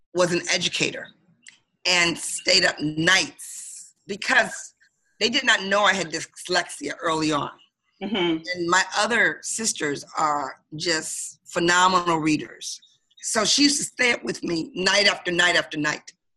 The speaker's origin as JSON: {"language": "English", "town": "Detroit", "region": "Michigan", "country": "United States", "tie": "born or raised there", "moved": "yes", "lives_now": "Baltimore, United States", "said": "I'm from Detroit, Michigan, originally born and raised"}